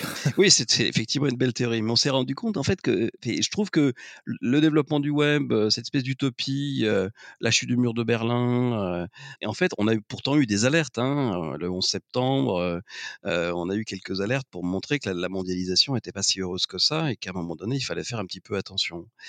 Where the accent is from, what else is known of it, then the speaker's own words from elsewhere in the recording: Lorraine, Grand Est, France; je suis né en Lorraine, d'une famille avec des origines à la fois ouvrières et, paysannes